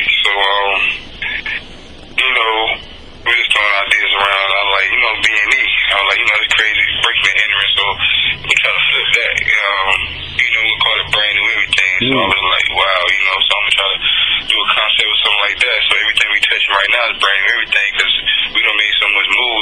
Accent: North Carolina, United States; also born or lived in Raleigh, North Carolina; my hometown, North Carolina.

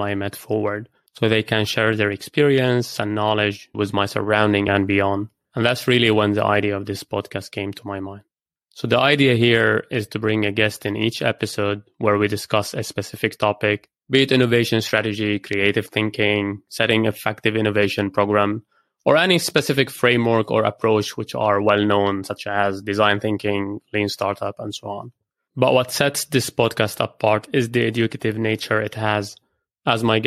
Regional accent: Lebanon; moved away as an adult; also born or lived in Edinburgh / Beirut / Cambridge / Dubai; I grew up in Lebanon

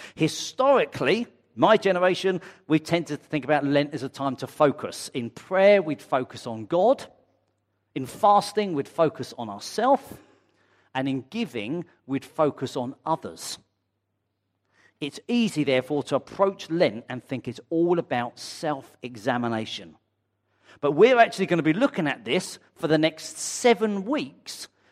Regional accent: United Kingdom; I'm white British

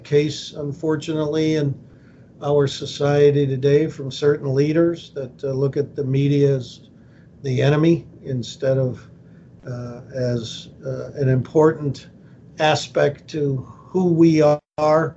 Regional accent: Lakewood, Ohio, United States; also born or lived in Cleveland, Ohio / Atlanta, Georgia; I'm a native Clevelander, grew up in the first suburb west, Lakewood, Ohio

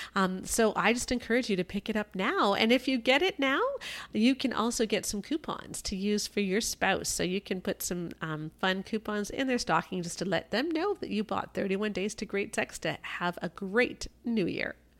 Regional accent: Canada; speaking as a Canadian

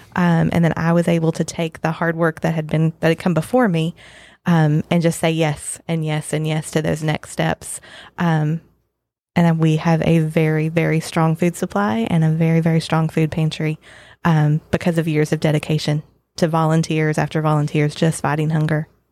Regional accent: Western Kentucky, United States; moved away as an adult; also born or lived in Lexington, Kentucky; now in Scott County, Kentucky, United States; I grew up in Western Kentucky.

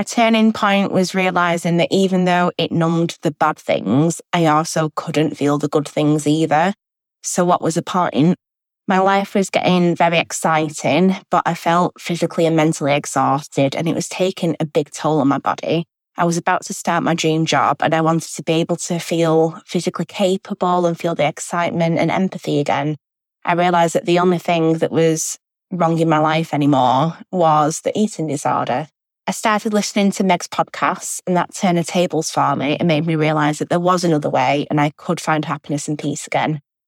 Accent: Manchester, North West England, United Kingdom; I'm 25 and I'm from Manchester in England in the UK.

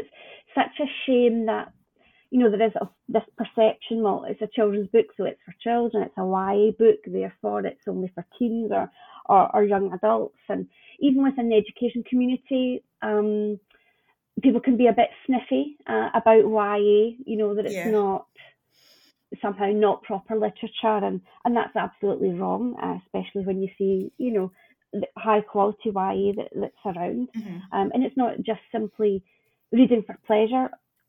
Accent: Scotland, United Kingdom; So yeah, I see it as my role as a Scottish publisher to nurture that, wherever I'm lucky enough to find it.

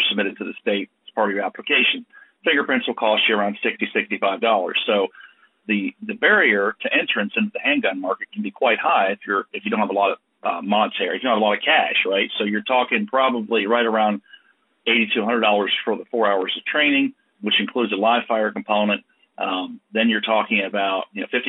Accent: United States

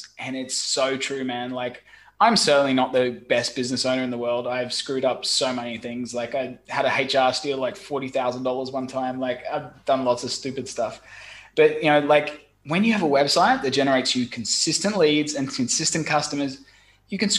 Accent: Brisbane, Queensland, Australia; moved away as an adult; also born or lived in London / Saigon, Vietnam; now in Ho Chi Minh City, Vietnam; I'm originally from Brisbane, Australia, and I studied software engineering.

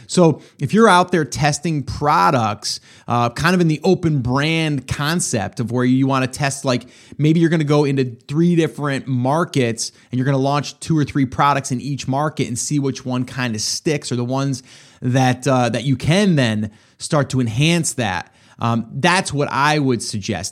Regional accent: upstate New York, United States; moved away as an adult; now in South Carolina, United States; I'm upstate New York. I was. I'm in South Carolina now. Loving it, by the way. But uh, love New York too. Grew up there for over 40 years.

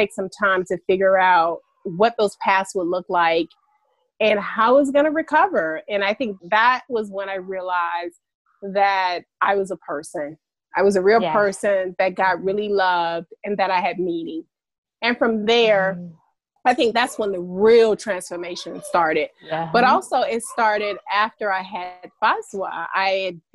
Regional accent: Alabama, United States; now in Atlanta, United States; I'm originally from Alabama, and I am a Southern girl at heart

